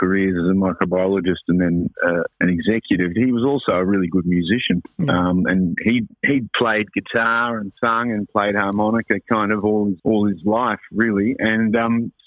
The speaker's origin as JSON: {"language": "English", "town": "Melbourne", "region": "Victoria", "country": "Australia", "tie": "born or raised there", "also_born_or_lived": "Auckland, New Zealand", "said": "I was actually born in Auckland, New Zealand, and then my family moved over here in 69 to Melbourne"}